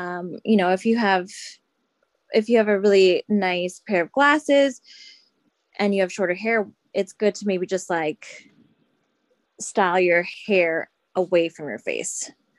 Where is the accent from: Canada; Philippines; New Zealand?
Philippines; So say for myself, I'm Filipino.